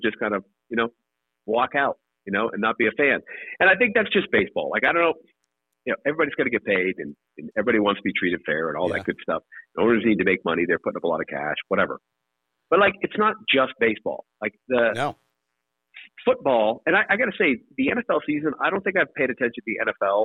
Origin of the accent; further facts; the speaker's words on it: New England, United States; growing up in New England, it was Red Sox games.